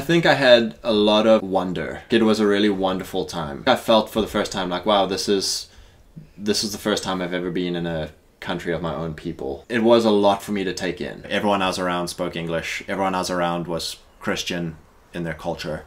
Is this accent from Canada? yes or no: no; South Africa; moved away as an adult; now in United States; growing up in South Africa